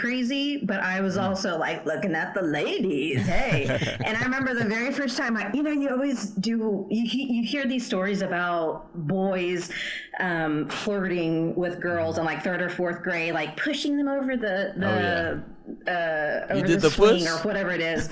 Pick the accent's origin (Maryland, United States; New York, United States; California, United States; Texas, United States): Texas, United States; Dallas; born or raised there; also born or lived in Abilene, Texas